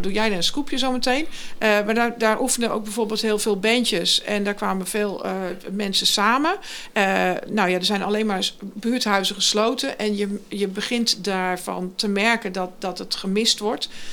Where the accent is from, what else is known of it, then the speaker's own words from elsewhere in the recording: Gorinchem, South Holland, Netherlands; ik kom uit de Lingenwijk, hè? dus ik heb mhm. onderaan die dijk gewoond.